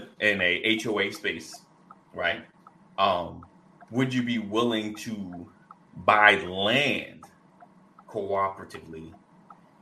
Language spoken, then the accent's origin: English; United States; as African American, Black Americans